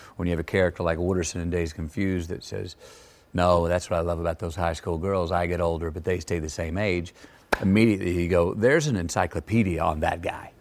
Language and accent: English; Texas, United States; the Texas I grew up in was not insular at all